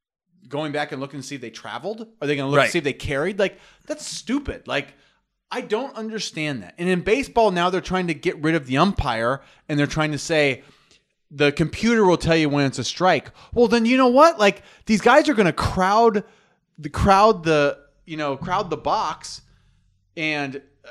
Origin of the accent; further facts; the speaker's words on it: New York, United States; I'm from New York. I got some New York